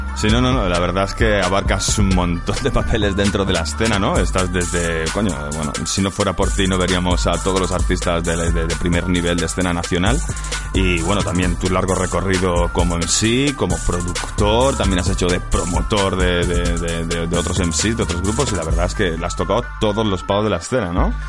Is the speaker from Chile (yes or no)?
no; Mallorca, Balearic Islands, Spain; somos de Mallorca